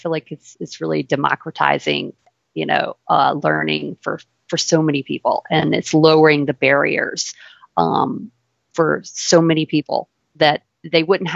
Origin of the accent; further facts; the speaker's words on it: Louisiana, United States; accent: southern; also born or lived in New York; I grew up here in Louisiana